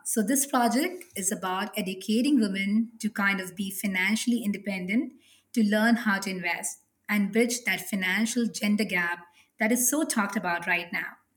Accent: Mumbai, Maharashtra, India; I come from Mumbai, a city which is a very cosmopolitan city in India

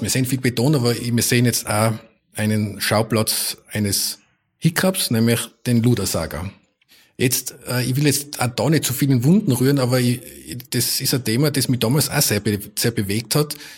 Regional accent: Tyrol, Austria; moved away; also born or lived in Vienna; als Tiroler in Wien

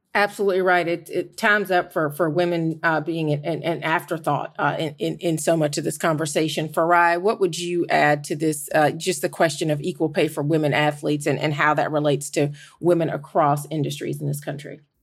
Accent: Georgia, United States; moved away; my home state of Georgia

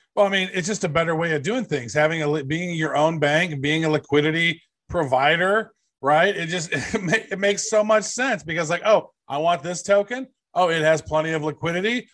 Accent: United States

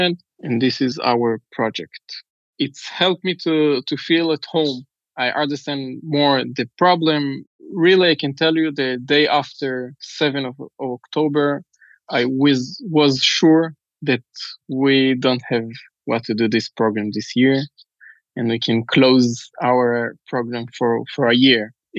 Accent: Jerusalem, Jerusalem District, Israel; English is a second language; I grew up in Jerusalem.

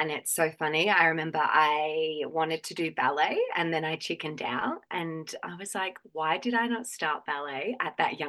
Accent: Gawler, South Australia, Australia; I grew up in Gawler

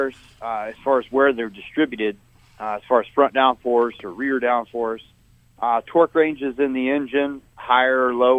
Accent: Las Vegas, Nevada, United States; in Vegas last week, my hometown

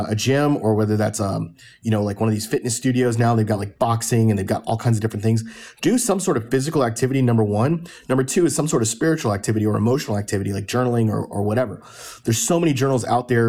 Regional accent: Fort Lauderdale, Florida, United States; I grew up in Fort Lauderdale

